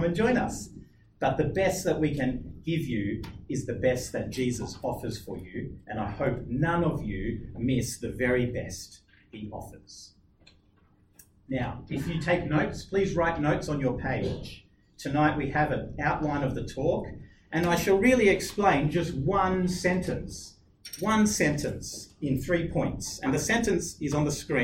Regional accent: Australia; I'm an Aussie.

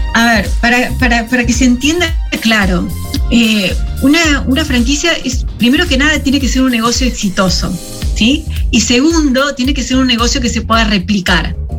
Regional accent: Concepción del Uruguay, Entre Ríos, Argentina; moved away as an adult; now in San José, Uruguay; somos de, Concepción del Uruguay, ahí nomás cruzando el río, cruzando el charco. Eh, somos los dos entrerrianos

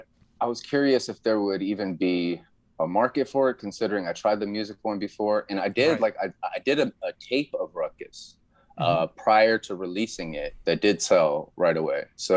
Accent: Philadelphia, Pennsylvania, United States; So I'm from Philly, kind of. It's my home. I lived there longer than I lived anywhere in my life.

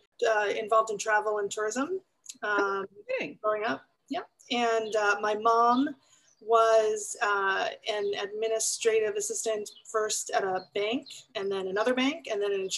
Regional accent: Valley Stream, New York, United States; accent: New York; I actually grew up in New York on Long Island, as I used to sound, I think, a long, long time ago with my New York accent. And I grew up in Valley Stream, which is on the flight plan of JFK Airport

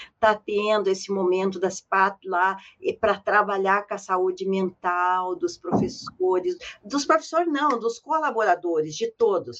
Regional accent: São Joaquim, Santa Catarina, Brazil; moved away; also born or lived in Curitiba; Eu nasci em São Joaquim, longe, no sítio, não conhecia cidade nenhuma

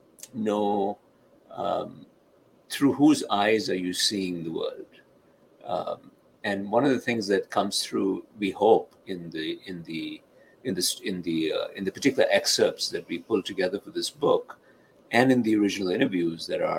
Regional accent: India; now in United States; someone like me growing up in India, or as an immigrant to this country

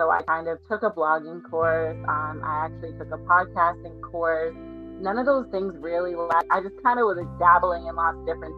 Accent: Boston, Massachusetts, United States; I'm from Boston, Massachusetts

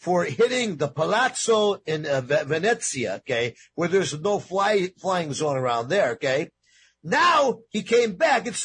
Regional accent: New York, United States; I'm Italian-American. I grew up in New York

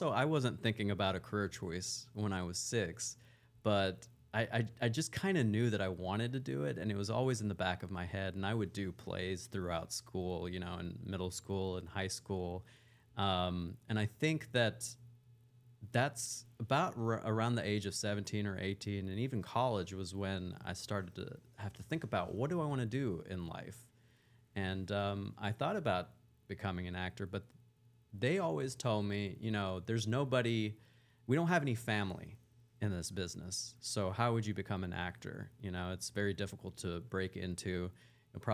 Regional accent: Wise, Virginia, United States; born there; Well, I was born in Virginia in a small town called Wise, Virginia. I used to actually have an accent like this.

